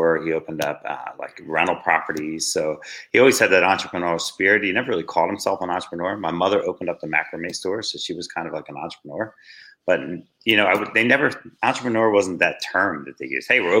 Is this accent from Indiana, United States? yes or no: no; Wildwood Crest, New Jersey, United States; I grew up in a small town in Jersey on the shore. It was called Wildwood Crest